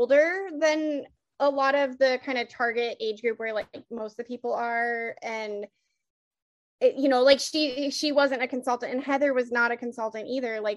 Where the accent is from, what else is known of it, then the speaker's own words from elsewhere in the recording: Seattle, Washington, United States; I don't actually live in Seattle, but I mean, I am from Seattle